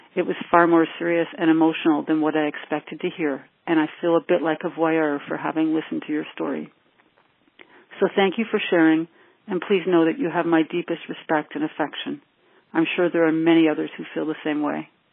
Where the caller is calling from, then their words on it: New Brunswick, Canada; also born or lived in Toronto area; I'm calling you from New Brunswick, Canada.